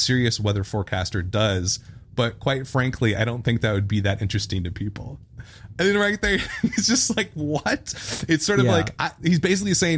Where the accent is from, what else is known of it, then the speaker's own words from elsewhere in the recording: Midwest, United States; we're from the Midwest.